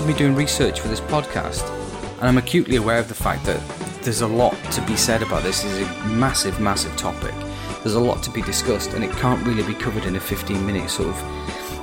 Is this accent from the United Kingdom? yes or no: yes; United Kingdom; I'm British